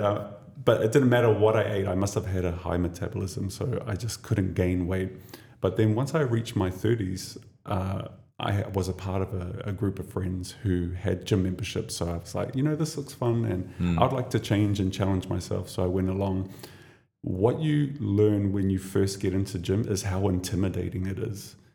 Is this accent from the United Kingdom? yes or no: no; New Zealand; now in Dubai, United Arab Emirates; I come from New Zealand.